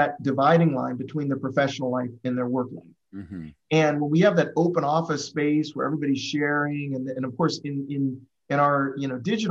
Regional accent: Midwest, United States; we're from the Midwest, we're from this kind of background

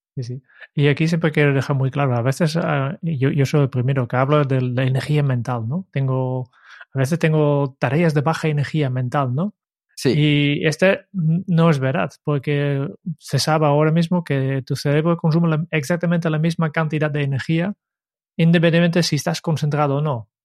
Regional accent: Netherlands; moved away; soy holandés

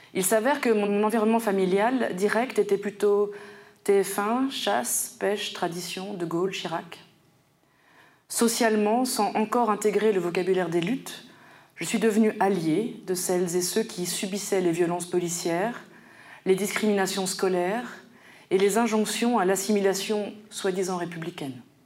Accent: Paris suburbs, Île-de-France, France; moved away as an adult; now in Brussels, Belgium; j'ai grandi dans un environnement nommé communément banlieue parisienne

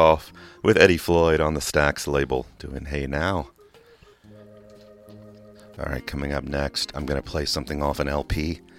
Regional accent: England, United Kingdom; now in United States; People who don't know, I grew up in England, and I know that song was all over oldies radio in England

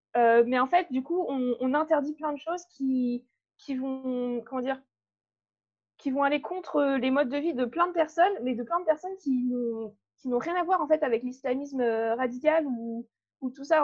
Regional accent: Brittany, France; moved away as an adult; now in Bordeaux, France; je viens de Bretagne

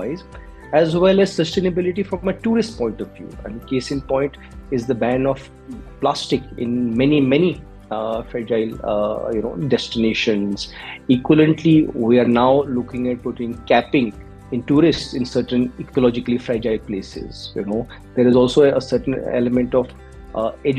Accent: Jammu and Kashmir, India; moved away; also born or lived in Dehradun, Uttarakhand; I am from Kashmir. I was born in Kashmir. I went to boarding school in Dehradun

